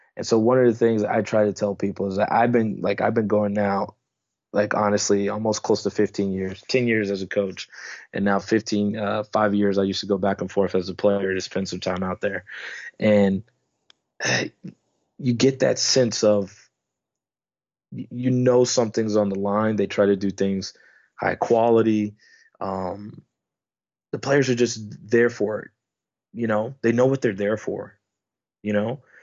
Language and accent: English; United States; moved away as an adult; now in Netherlands; me being American